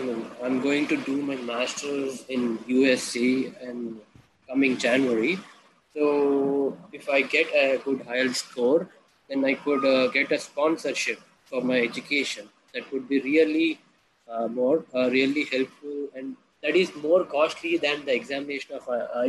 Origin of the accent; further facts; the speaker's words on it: India; I'm from India.